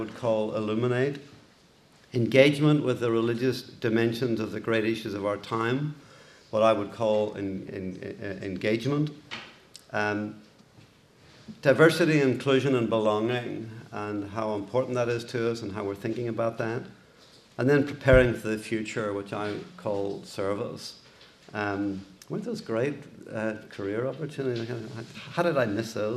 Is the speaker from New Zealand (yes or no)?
no; Belfast, Northern Ireland, United Kingdom; accent: Irish; moved away as an adult; also born or lived in Boston, United States; now in United States; You can tell my accent is Irish. I grew up in, I was born in Belfast in Northern Ireland